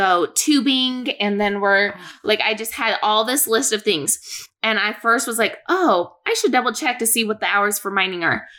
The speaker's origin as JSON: {"language": "English", "town": "Boise", "region": "Idaho", "country": "United States", "said": "well, I'm from Boise area."}